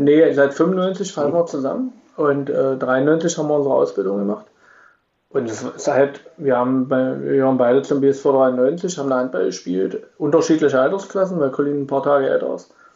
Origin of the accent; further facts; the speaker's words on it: Magdeburg, Saxony-Anhalt, Germany; now in Irxleben, Germany; ich bin schon Magdeburger, ich wohne in Irksleben